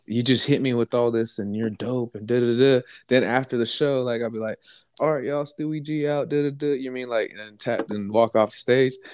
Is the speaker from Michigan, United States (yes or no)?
no; Lake County, California, United States; also born or lived in Bay Area, California; I'm from Lake County.